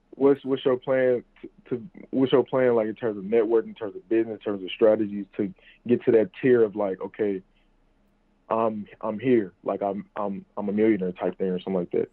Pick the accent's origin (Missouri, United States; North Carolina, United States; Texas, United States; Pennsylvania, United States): Missouri, United States; St. Louis; I'm from St. Louis, Missouri